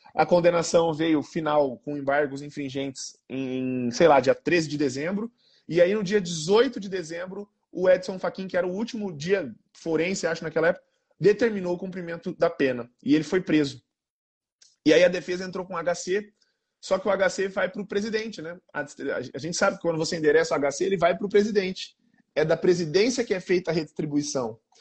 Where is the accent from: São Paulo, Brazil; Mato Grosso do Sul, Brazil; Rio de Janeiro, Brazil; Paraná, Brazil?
Mato Grosso do Sul, Brazil; Campo Grande; Sou aqui de Campo Grande, igual o João e o, e o Rodrigo